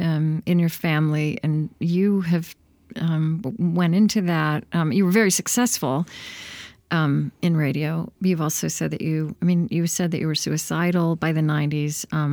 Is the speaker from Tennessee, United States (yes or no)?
no; Oklahoma, United States; I grew up in Oklahoma.